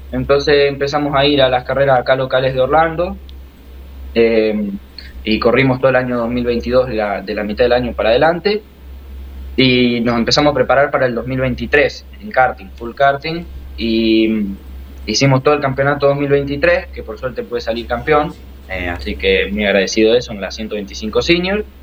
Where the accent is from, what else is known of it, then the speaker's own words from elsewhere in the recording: Rosario, Santa Fe, Argentina; born there; En Rosario.